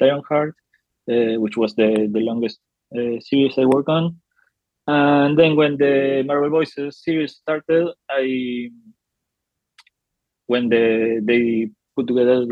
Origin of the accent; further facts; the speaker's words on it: Salta, Argentina; I am from Argentina. I grew up in Salta, a small city near Buenos Aires.